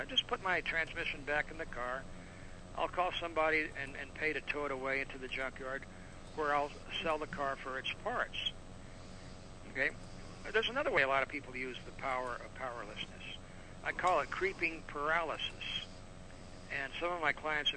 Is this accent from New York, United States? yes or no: no; Laredo, Texas, United States; I was born and raised in the Mexican border, Laredo, Texas